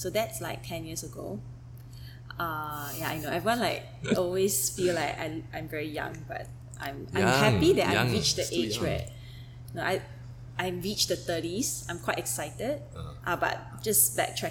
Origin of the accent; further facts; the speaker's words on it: Singapore; as someone who spent her entire life growing up in Singapore